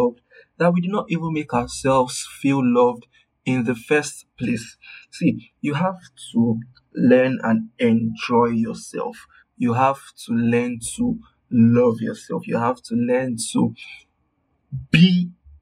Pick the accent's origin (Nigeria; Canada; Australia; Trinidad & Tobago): Nigeria; my Nigerian people